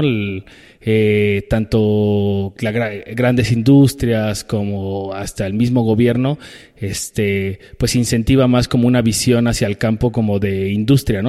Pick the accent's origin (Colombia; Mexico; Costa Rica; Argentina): Mexico; Mexico City; yo crecí en Iztapalapa con mis papás